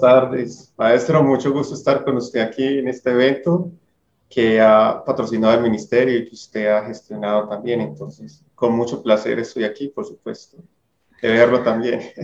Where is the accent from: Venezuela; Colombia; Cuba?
Colombia; el que nos une como colombianos